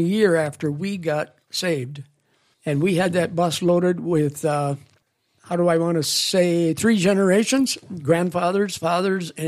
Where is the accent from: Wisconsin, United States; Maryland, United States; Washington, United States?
Wisconsin, United States; Loyal; my hometown of Loyal, Wisconsin